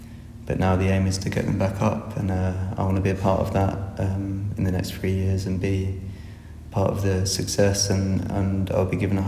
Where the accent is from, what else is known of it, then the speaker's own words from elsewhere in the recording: Kent, South East England, United Kingdom; moved away; I'm from Kent